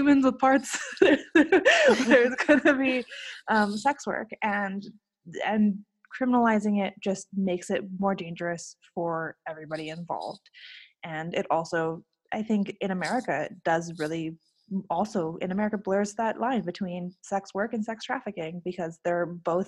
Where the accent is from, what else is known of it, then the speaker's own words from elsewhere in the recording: Honolulu, Hawaii, United States; The area that I grew up right in Waikiki, where there's a lot of street workers in general